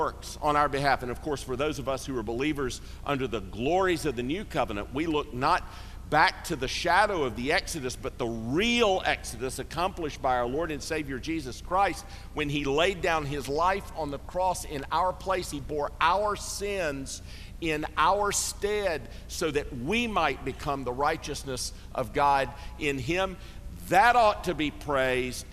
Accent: Greenville, South Carolina, United States; I grew up in Greenville, South Carolina

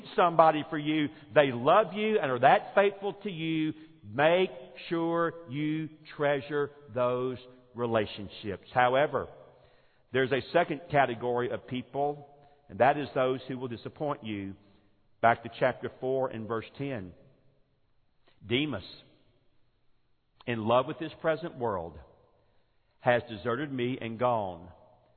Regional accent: Forest Park, Georgia, United States; moved away; the church that I grew up in Forest Park, Georgia

